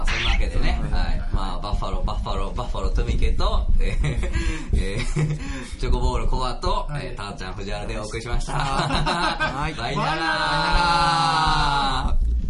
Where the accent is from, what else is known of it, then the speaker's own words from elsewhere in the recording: Awaji Island, Hyogo, Japan; 淡路島出身なん